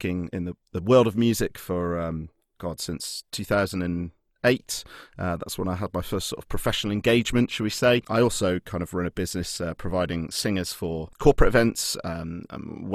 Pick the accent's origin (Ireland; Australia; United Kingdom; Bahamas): United Kingdom; Lichfield, West Midlands; the house that I grew up in Lichfield, where I'm from in the Midlands